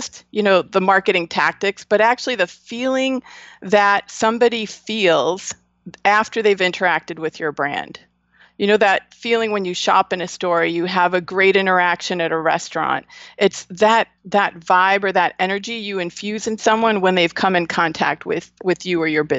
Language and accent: English; Buffalo, New York, United States; I'm from Buffalo, New York.